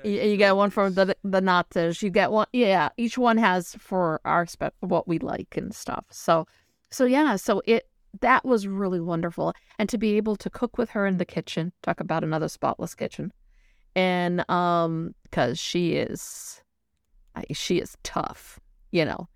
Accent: New Bedford, Massachusetts, United States; I grew up in New Bedford

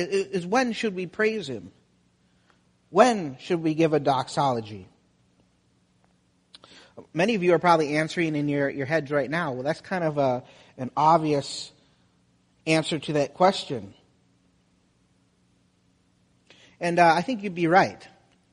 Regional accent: Wisconsin, United States; moved away as an adult; also born or lived in Florida; I'm from Wisconsin.

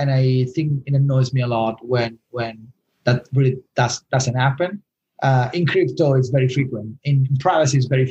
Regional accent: Rome, Lazio, Italy; moved away; I'm from Rome

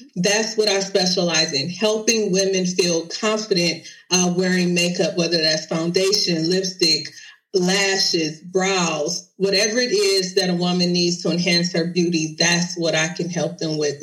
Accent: Detroit, Michigan, United States; I originally started doing uh, makeup events in my city. I'm from Detroit

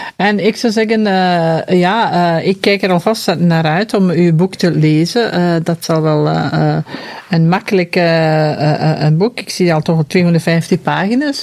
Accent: Flanders, Belgium; wij ons allemaal als Vlamingen

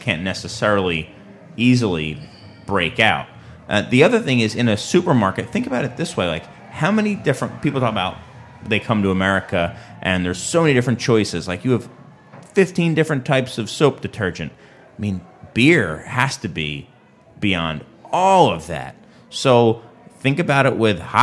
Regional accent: Philadelphia, Pennsylvania, United States; now in Chicago, United States; it used to be Philadelphia for like ever. I'm a little sad that my hometown has dropped to number two

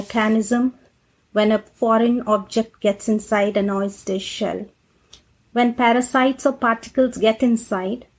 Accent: India; moved away as an adult; now in United States; I'm actually originally from India. I came here in 2008 to the US.

